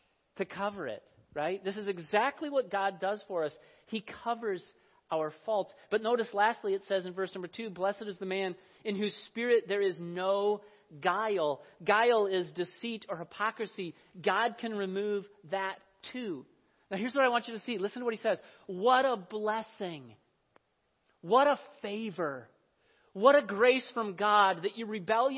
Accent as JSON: {"language": "English", "region": "Iowa", "country": "United States", "tie": "born or raised there", "said": "I grew up in Iowa. I remember the drought of 1988. This was the summer before my 11th grade year of high school"}